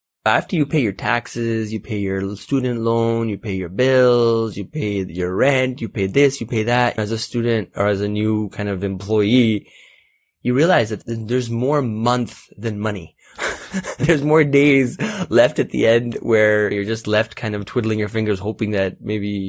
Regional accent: Toronto, Ontario, Canada; also born or lived in India; I was born and raised in Canada. My parents are from India, from Calcutta to be specific

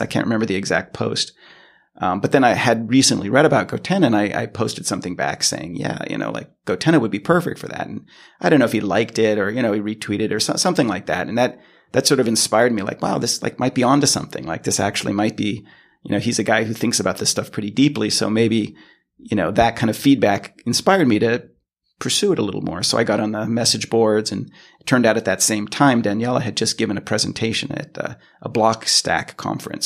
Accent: Los Angeles, California, United States; moved away as an adult; now in Sweden; I'm originally from California, from Los Angeles. And, uh, that's where I spent most of my life.

